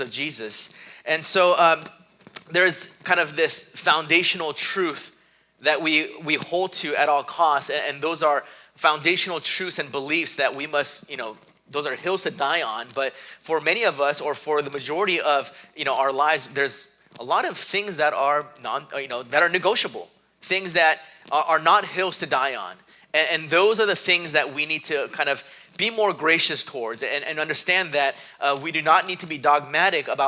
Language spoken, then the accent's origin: English; South Korea; moved away; growing up in Korea